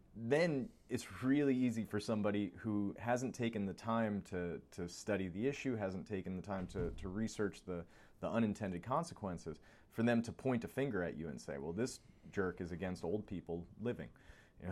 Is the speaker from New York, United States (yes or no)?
yes; New York, United States; moved away; I grew up in New York